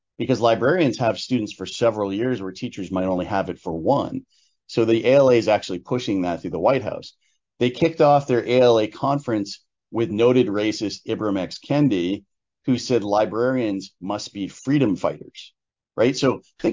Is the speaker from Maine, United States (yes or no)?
yes; Hampden, Maine, United States; my hometown of Hamden, Maine